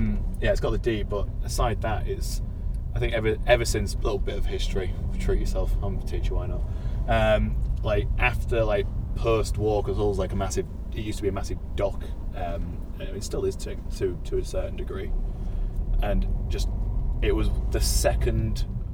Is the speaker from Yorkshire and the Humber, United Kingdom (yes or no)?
yes; Beverley, Yorkshire and the Humber, United Kingdom; now in Sheffield, United Kingdom; So I've moved from east to south, from old Sheffield. So I'm from Beverley originally, but we'll say Hull because it's closer. And that's where my accent comes from.